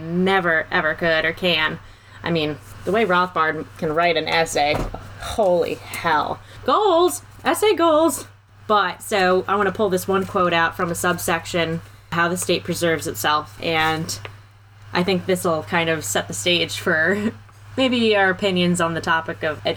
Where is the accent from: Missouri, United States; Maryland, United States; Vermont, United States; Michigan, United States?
Maryland, United States; we're from Maryland.